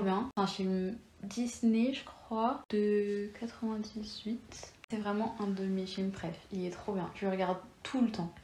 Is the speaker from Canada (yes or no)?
no; Lyon, Auvergne-Rhône-Alpes, France; Je suis née à Lyon. Je suis franco-espagnole.